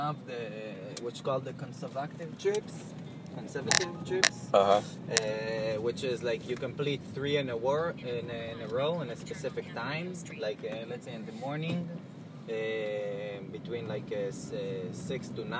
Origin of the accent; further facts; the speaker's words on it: Israel; moved away; I'm originally from Israel. So most of my climbing was over there